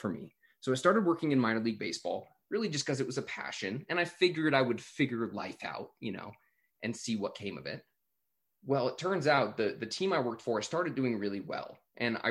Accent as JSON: {"language": "English", "town": "Glendale", "region": "California", "country": "United States", "tie": "born or raised there", "said": "I grew up in Los Angeles, California, a little suburb called Glendale"}